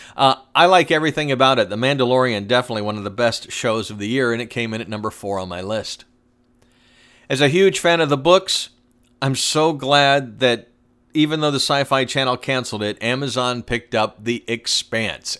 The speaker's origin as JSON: {"language": "English", "town": "Atlanta", "region": "Georgia", "country": "United States", "tie": "born or raised there", "said": "my hometown when I was growing up"}